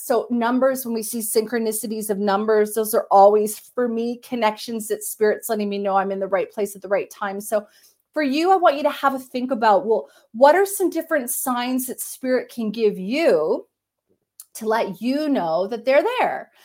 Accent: Canada; I'm Canadian

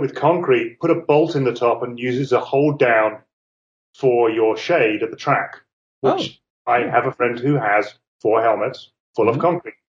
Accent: England, United Kingdom; I'm English.

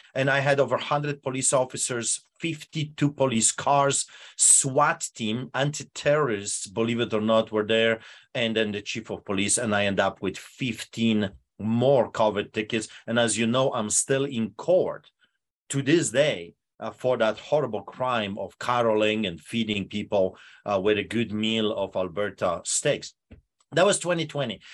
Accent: Poland; English is a second language; now in Canada; behind the Iron Curtain, uh, Poland

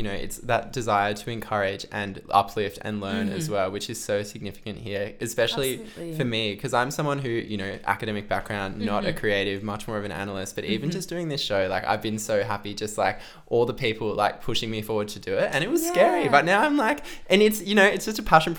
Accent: Central Coast, New South Wales, Australia; moved away as an adult; also born or lived in Canberra; now in Melbourne, Australia; moving to Melbourne in 2018, that was really when my life started to open up. You know, I am from the Central Coast. I did my undergraduate in Canberra

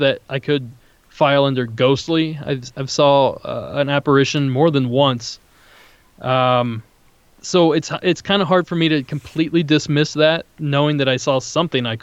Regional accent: near Salt Fork State Park, Ohio, United States; now in Southern California, United States; I grew up near Salt Fork State Park in Ohio

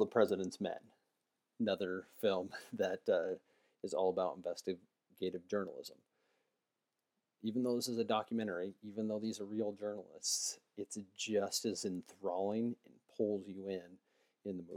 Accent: United States; as an American

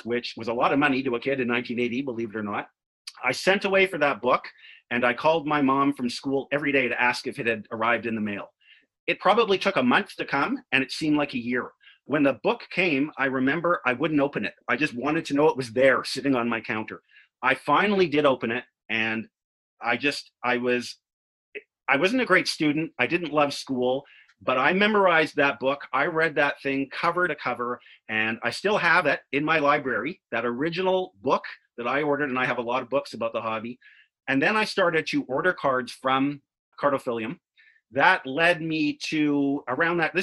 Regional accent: Vancouver, British Columbia, Canada; born and raised in Vancouver

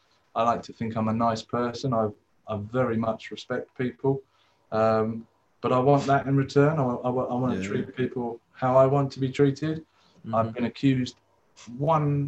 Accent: England, United Kingdom; also born or lived in Australia; I was born in England.

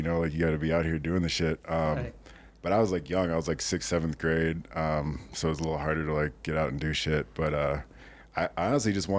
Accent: St. Paul, Minnesota, United States; also born or lived in Chicago; I'm from St. Paul originally

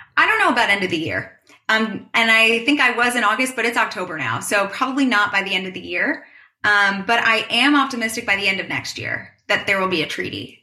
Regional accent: New York City, New York, United States; I am born and raised in New York, in New York City.

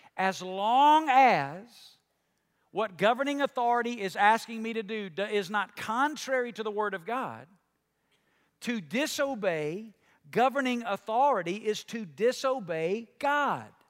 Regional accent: United States; I'm a Christian before I'm an American

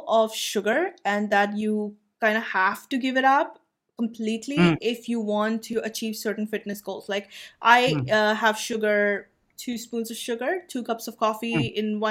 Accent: India; as an Indian

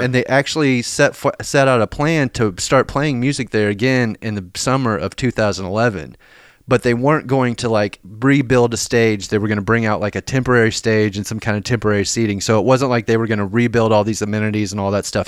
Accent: Lexington, Kentucky, United States; now in Nashville, United States; my hometown, like, of Lexington

